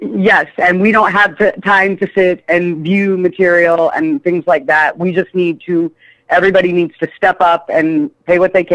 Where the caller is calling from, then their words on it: Indiana, United States; I'm calling from Indiana.